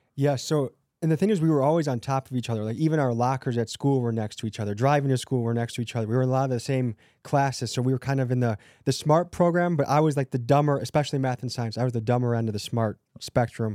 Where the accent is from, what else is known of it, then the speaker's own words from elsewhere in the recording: Crystal Lake, Illinois, United States; also born or lived in Milwaukee, Wisconsin; I grew up in Christie Lake, Illinois